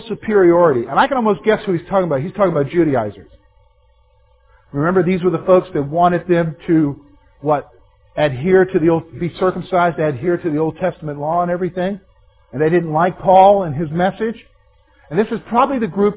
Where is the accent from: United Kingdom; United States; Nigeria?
United States; the Carolinas; Growing up in Carolinas